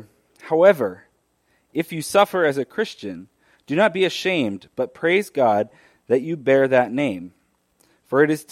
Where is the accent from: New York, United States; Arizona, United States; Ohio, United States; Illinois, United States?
Arizona, United States; I grew up in Arizona